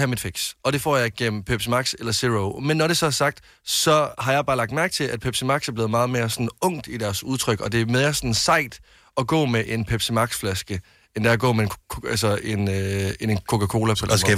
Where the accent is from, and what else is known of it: Denmark; moved away as an adult; now in Copenhagen, Denmark